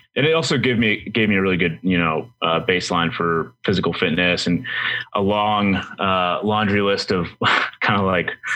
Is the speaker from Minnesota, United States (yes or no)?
no; Boston, Massachusetts, United States; moved away; I'm from Boston originally